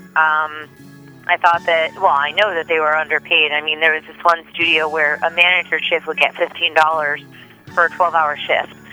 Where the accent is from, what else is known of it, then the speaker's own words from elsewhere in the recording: New Jersey, United States; I grew up in New Jersey